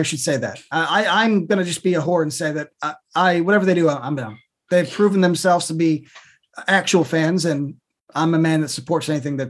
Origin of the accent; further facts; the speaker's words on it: Chicago, Illinois, United States; since I grew up in the south suburbs of Chicago.